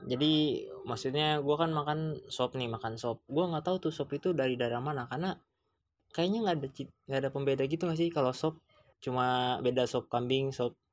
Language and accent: Indonesian; Sumatra, Indonesia; also born or lived in Jakarta / Bogor; gue kan orang Sumatera juga cuma gue lama di Bogor terus lahir di Jakarta terus kuliah di Bandung merasakan berbagai tempat gitu kan